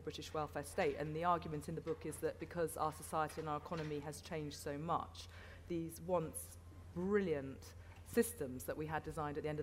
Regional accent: Spain; also born or lived in Peckham, London; now in London, United Kingdom; I'm a European, I grew up in Spain

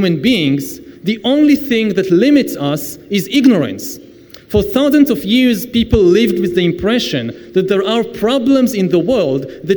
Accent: Israel; I come from the Middle East

